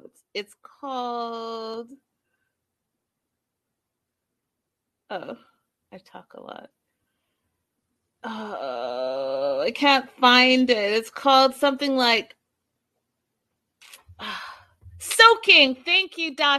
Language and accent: English; Vancouver, British Columbia, Canada; yes, I am from Vancouver.